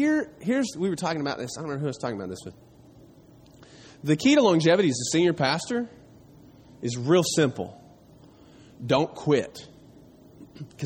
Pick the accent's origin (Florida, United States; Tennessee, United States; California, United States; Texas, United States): Tennessee, United States; East; I grew up in East Tennessee, not too far from here